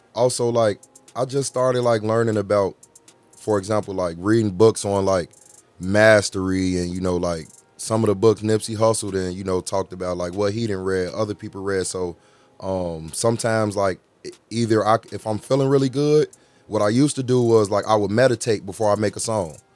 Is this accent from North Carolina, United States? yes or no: no; Chicago, Illinois, United States; I'm from Chicago, from Al west